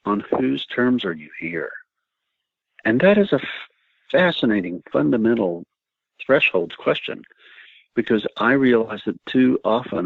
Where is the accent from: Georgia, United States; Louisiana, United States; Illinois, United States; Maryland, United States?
Georgia, United States; Jesup; moved away; also born or lived in Los Angeles, California; my hometown, which is Jessup, Georgia